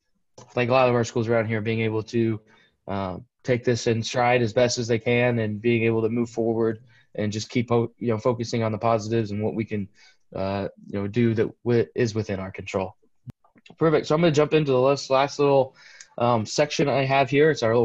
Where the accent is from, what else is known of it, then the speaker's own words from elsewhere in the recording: York County, Nebraska, United States; I grew up here in York County